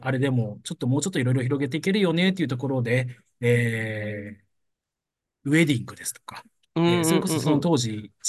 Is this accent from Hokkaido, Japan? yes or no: yes; Hokkaido, Japan; moved away as an adult; 私、北海道、地元が北海道で、祖父祖母が農家やっていたんですけど